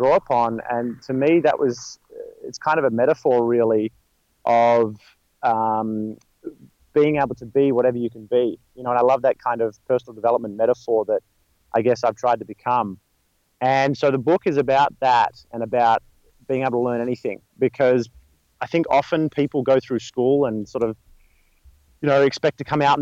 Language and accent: English; Melbourne, Victoria, Australia; moved away as an adult; now in Los Angeles, United States; I'm from Australia. I was born in Melbourne, Australia, and moved out here almost a couple of years ago now